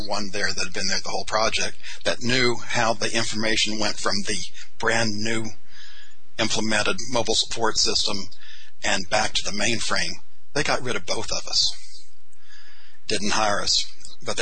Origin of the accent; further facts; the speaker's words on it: Texas, United States; I was a veteran from Texas